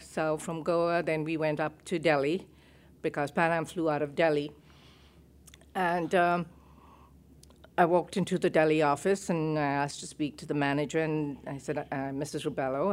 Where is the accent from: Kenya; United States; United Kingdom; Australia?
Kenya; moved away as an adult; also born or lived in Uganda; I'm a Kenyan citizen